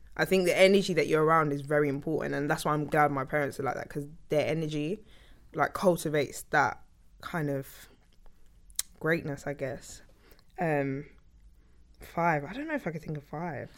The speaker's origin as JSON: {"language": "English", "town": "Sutton", "region": "London", "country": "United Kingdom", "tie": "born or raised there", "also_born_or_lived": "King's College Hospital, London / Fort Neath (possibly Thornton Heath), London", "said": "I was born in Fort Neath. And then, 'cause that's where I lived until I was eight, and then I moved to Sutton"}